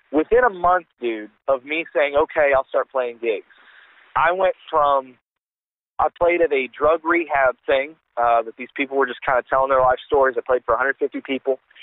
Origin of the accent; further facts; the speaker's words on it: Virginia, United States; moved away as an adult; now in Kentucky, United States; I'm originally from Virginia